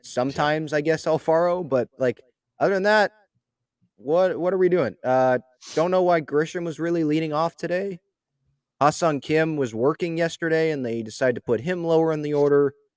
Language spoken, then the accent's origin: English; San Diego, California, United States; I was born in San Diego